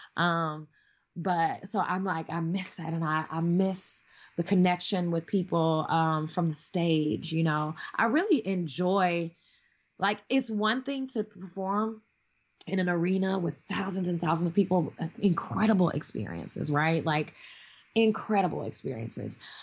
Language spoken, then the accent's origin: English; Chicago, Illinois, United States; moved away; also born or lived in Milwaukee, Wisconsin; I'm like from Chicago originally, like you know what I mean, concrete jungle